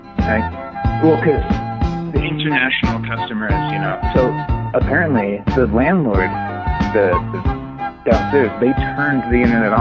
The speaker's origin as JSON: {"language": "English", "country": "United States", "tie": "born or raised there", "also_born_or_lived": "Denver", "said": "I was born and raised in the United States"}